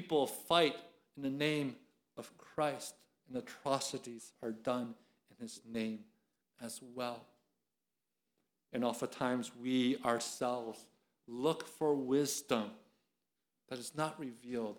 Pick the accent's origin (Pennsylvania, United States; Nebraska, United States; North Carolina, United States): Pennsylvania, United States; Philadelphia; now in Atlanta, United States; I'm from Philadelphia. You can't take Philadelphia out of me